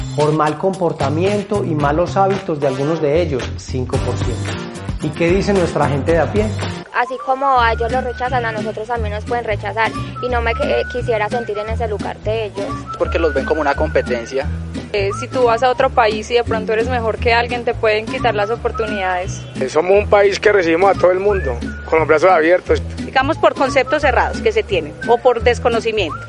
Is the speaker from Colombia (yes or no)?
yes; Paisa region, Colombia; los paisas que conocemos lo que es ser rechazados